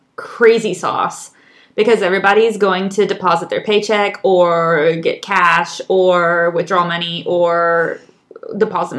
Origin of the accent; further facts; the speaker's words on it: United States; moved away as an adult; now in Chile; We come from the United States